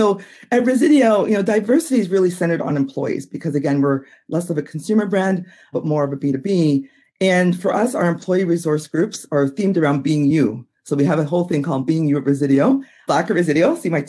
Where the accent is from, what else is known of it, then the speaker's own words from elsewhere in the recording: Minneapolis, Minnesota, United States; that you mentioned I'm from Minneapolis. And so Minneapolis is very, it's been a hotbed for the last couple of years.